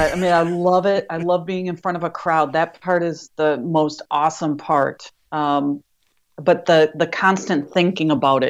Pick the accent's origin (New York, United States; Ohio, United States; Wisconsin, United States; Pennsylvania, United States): Wisconsin, United States; accent: Wisconsin; now in Medford, United States; I just can't get rid of my Wisconsin accent.